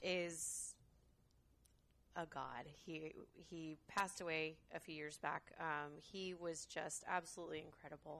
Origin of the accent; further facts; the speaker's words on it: Concord, California, United States; I was born and raised in Concord.